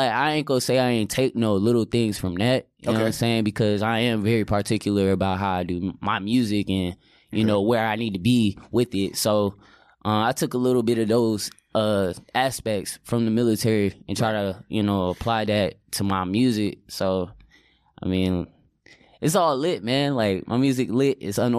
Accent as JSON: {"language": "English", "town": "New Britain", "region": "Connecticut", "country": "United States", "said": "I'm from Connecticut, bro."}